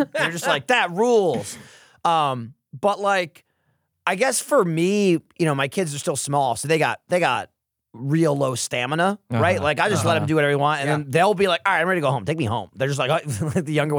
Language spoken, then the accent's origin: English; United States; And I'm like, "Right, I'm from America."